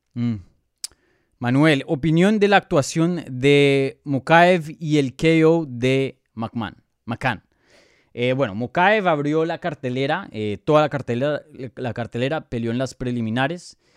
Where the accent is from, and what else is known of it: Colombia